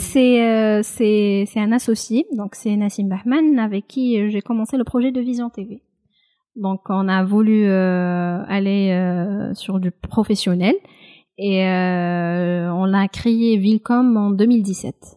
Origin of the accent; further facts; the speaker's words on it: Kabylie, Algeria; Même si je suis kabyle, je parle parfaitement le kabyle